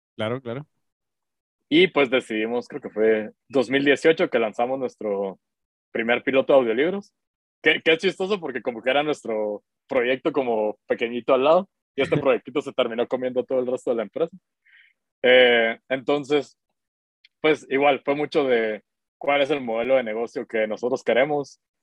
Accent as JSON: {"language": "Spanish", "country": "Guatemala", "said": "yo soy de Guatemala, tengo 31 años."}